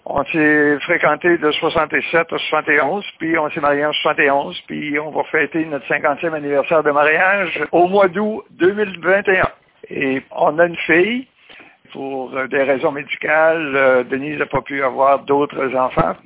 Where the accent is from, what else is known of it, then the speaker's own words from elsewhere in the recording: Mont-Carmel, Quebec, Canada; also born or lived in Saint-Philippe-de-Néry; je suis natif de Mont-Carmel, puis en 60, euh, mon père a acheté une ferme à Saint-Philippe-de-Néry, la paroisse voisine